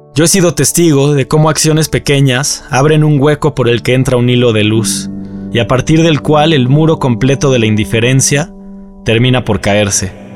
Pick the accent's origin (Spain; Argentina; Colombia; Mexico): Mexico; lo que nos mantiene como mexicanos